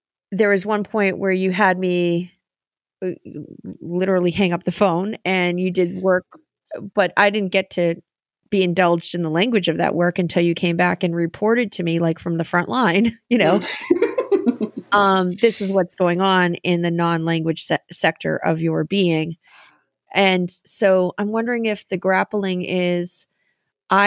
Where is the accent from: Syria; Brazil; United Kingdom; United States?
United States; Boston, Massachusetts; Those of us from Boston